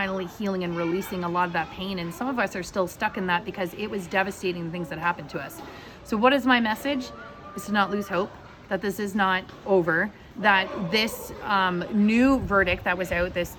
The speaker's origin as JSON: {"language": "English", "town": "London", "region": "Ontario", "country": "Canada", "tie": "born or raised there", "said": "the London Free Press, my hometown"}